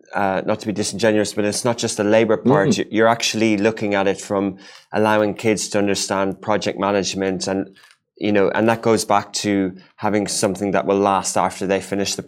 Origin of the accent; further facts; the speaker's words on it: Ireland; when I grew up in Ireland